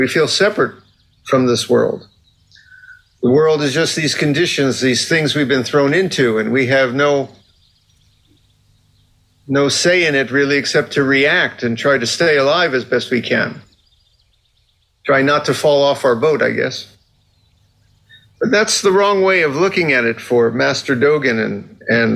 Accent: Fort Lauderdale, Florida, United States; I grew up in Fort Lauderdale, Florida, which is a big sailing town

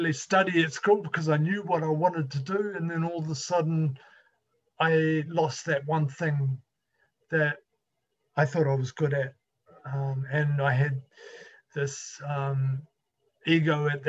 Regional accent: New Zealand; I'm from New Zealand, and I grew up in a little country village or area that was prominently farming

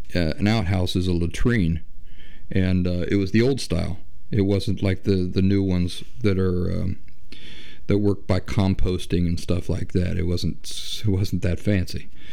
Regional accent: Appalachia, United States; I grew up in the Appalachian wilderness on hundreds of acres of untouched wooded forest

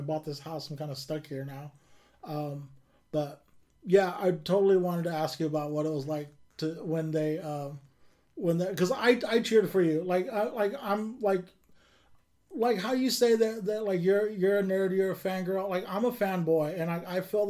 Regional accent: Kern County, California, United States; born or raised there; now in Sacramento, United States

